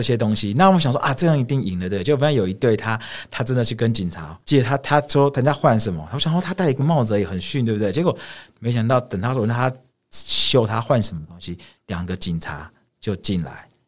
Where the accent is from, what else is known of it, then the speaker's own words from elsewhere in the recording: Taiwan; 我是来自台湾